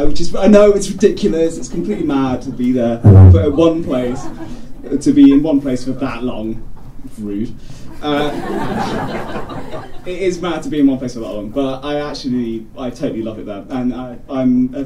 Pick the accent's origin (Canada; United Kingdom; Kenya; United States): United Kingdom; England; I'm English, although I am from Indian heritage.